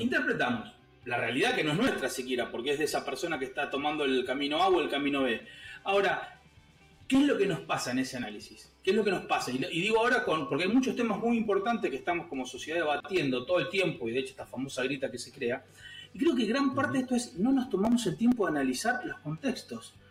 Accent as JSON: {"language": "Spanish", "town": "San Martín", "region": "Buenos Aires Province", "country": "Argentina", "tie": "born or raised there", "said": "me crié en un barrio, me crié en San Martín"}